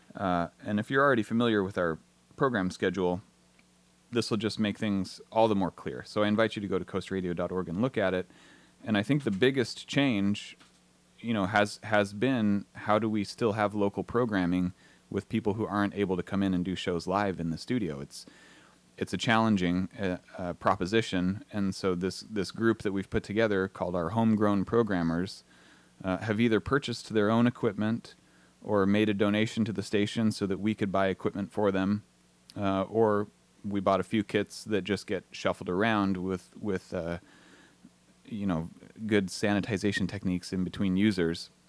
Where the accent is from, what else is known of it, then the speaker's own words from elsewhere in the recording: Southern California, United States; moved away as an adult; also born or lived in Portland, Oregon; now in Astoria, United States; I grew up in Southern California